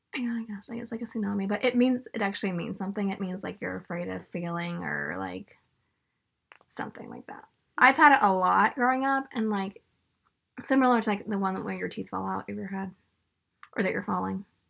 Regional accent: Northern California, United States; I'm from Northern California

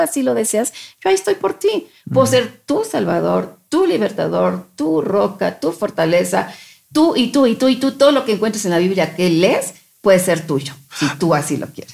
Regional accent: Mexico; somos mexicanos nosotros

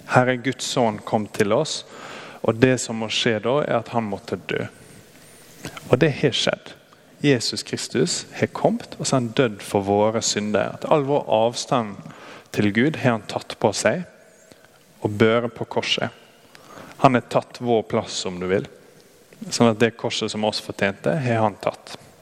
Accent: Brattvåg, Møre og Romsdal, Norway; moved away; Jeg er fra Brattvågen. Der er det enda mer eh, værhardt egentlig enn her.

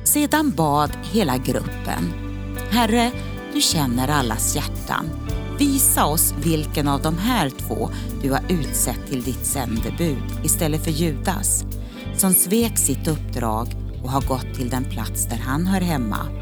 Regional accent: Örnsköldsvik, Västernorrland County, Sweden; den eh, väckelsebygd som jag kommer ifrån, ifrån Örnsköldsvik.

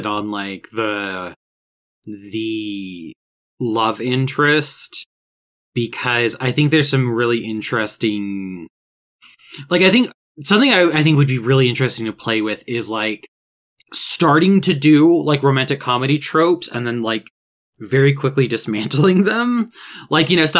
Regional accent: Augusta, Georgia, United States; Augusta, Georgia, right? Which is my hometown.

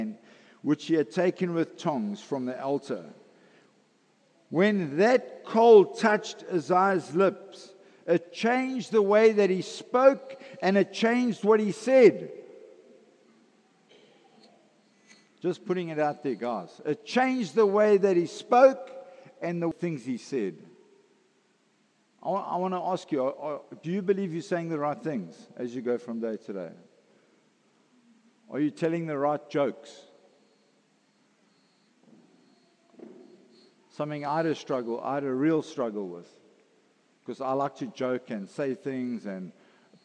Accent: KwaZulu-Natal, South Africa; I grew up in Natal

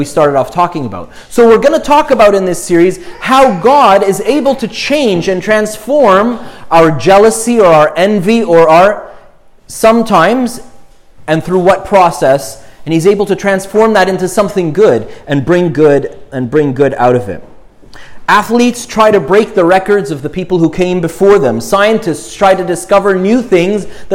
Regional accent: Montreal, Quebec, Canada; We lived in Montreal, in the suburbs, in an more anglophone suburb

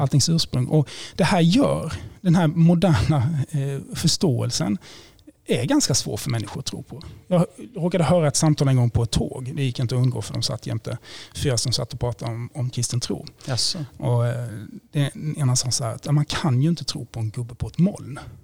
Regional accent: Blekinge, Sweden; now in Gothenburg, Sweden; Jag kommer från Blekinge från början

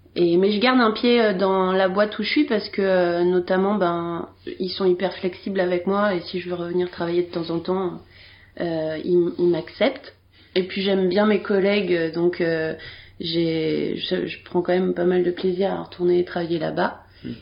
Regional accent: Bordeaux, Nouvelle-Aquitaine, France; je suis née en 1988 à Bordeaux

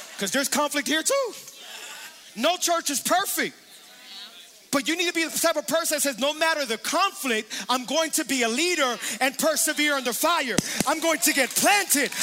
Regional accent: Hialeah, Florida, United States; when we were younger, growing up in Hialeah

